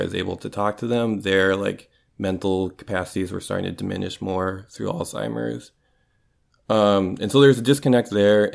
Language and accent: English; Minnesota, United States; moved away as an adult; now in Pacific Northwest, United States; I grew up in Minnesota